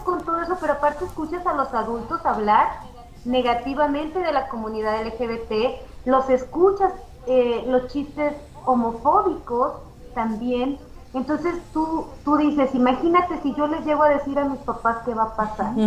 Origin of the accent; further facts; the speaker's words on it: Zacatecas, Mexico; como ciudadanos mexicanos, zacatecanos